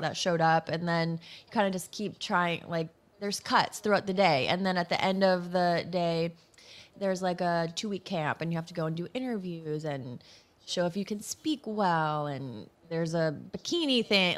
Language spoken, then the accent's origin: English; Massachusetts, United States; I'm from Massachusetts